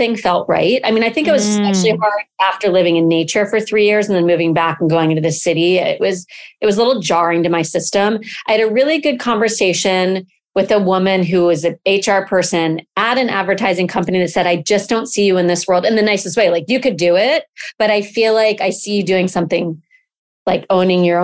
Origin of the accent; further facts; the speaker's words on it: Connecticut, United States; moved away as an adult; also born or lived in Jackson Hole, Wyoming; now in Santa Monica, United States; I grew up in Connecticut, outside of New York City